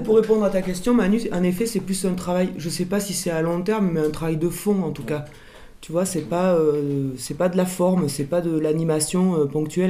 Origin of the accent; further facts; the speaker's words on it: Cantal, Auvergne-Rhône-Alpes, France; now in Fontvive, France; je suis originaire du Cantal